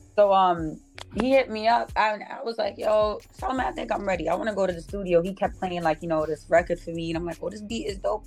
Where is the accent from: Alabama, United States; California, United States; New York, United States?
New York, United States; New York City; I'm from Uptown, so I grew up on not too far from um, 233rd